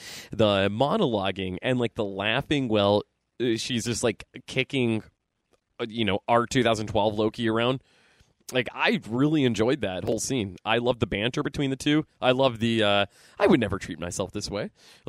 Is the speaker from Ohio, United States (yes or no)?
no; Erie, Pennsylvania, United States; I'm from Erie, PA.